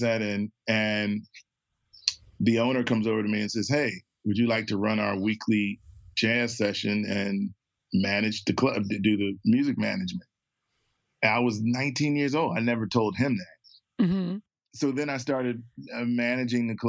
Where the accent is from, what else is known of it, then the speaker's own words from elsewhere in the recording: Philadelphia, Pennsylvania, United States; also born or lived in Trenton, New Jersey; I was moving to Philadelphia. Two, I'm moving in with my uncle.